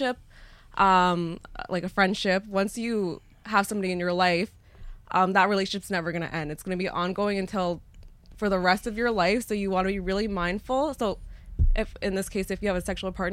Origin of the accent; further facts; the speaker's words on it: Whitefish River First Nation, Ontario, Canada; I'm from Whitefish River First Nation. I'm Ojibwe